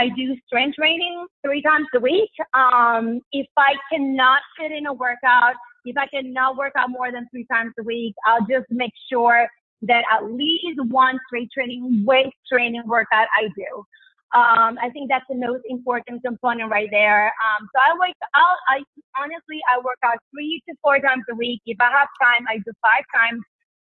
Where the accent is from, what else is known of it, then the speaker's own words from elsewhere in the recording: Puerto Rico; moved away; Because I lived in Puerto Rico. I grew up in Puerto Rico